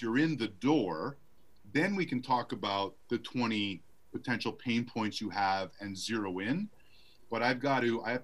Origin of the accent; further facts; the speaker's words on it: Montreal, Quebec, Canada; now in Arizona, United States; I live in Arizona, but I grew up in Canada.